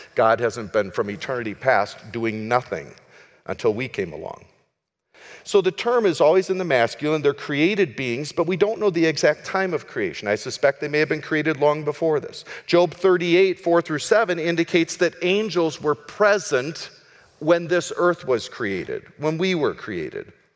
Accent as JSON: {"language": "English", "country": "United States", "also_born_or_lived": "Minneapolis", "said": "I'm an American."}